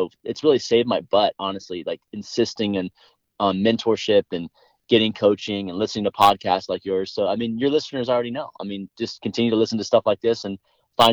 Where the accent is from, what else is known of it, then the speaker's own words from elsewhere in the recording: Los Angeles, California, United States; we moved to the San Fernando Valley where we're from